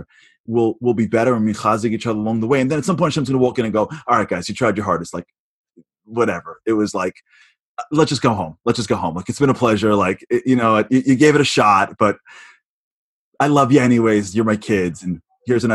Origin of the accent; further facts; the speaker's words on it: New York, United States; I'm a New Yorker